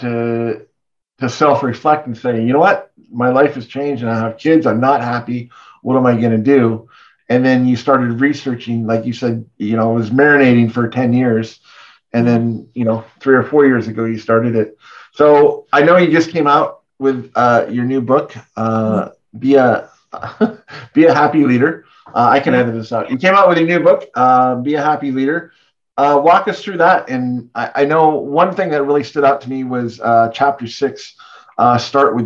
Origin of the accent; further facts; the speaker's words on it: Canada; we're both Canadian, our moms are American